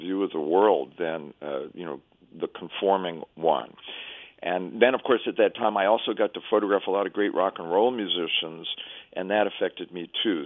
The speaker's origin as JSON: {"language": "English", "region": "New York", "country": "United States", "also_born_or_lived": "Ann Arbor, Michigan", "moved": "as an adult", "said": "I'm from New York, but I moved to Ann Arbor to live in a hippie commune"}